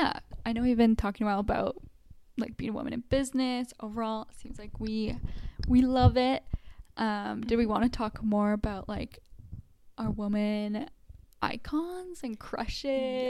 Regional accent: Canada; as like a Canadian

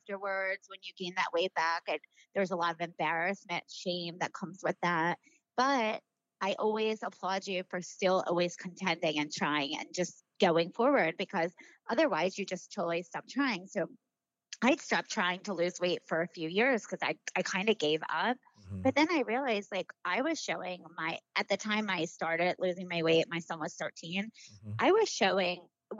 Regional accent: Baltimore, Maryland, United States; moved away; I'm from Baltimore.

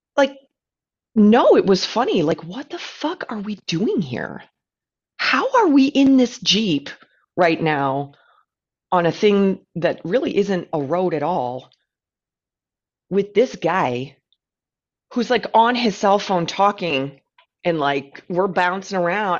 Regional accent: United States; an American who lives in a very flat place

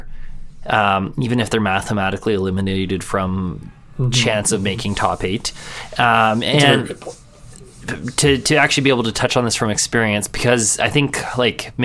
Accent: Edmonton, Alberta, Canada; my hometown here in Edmonton.

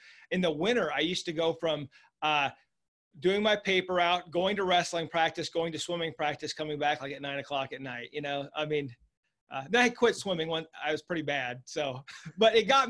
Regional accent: Lincoln, Nebraska, United States; I was raised in Lincoln, Nebraska

